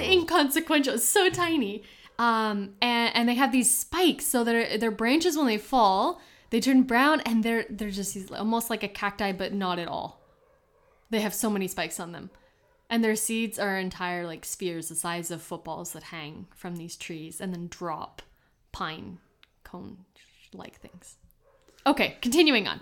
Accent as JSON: {"language": "English", "region": "Kentucky", "country": "United States", "tie": "born or raised there", "also_born_or_lived": "Houston", "moved": "yes", "said": "growing up in Kentucky and being able to drive wherever I wanted"}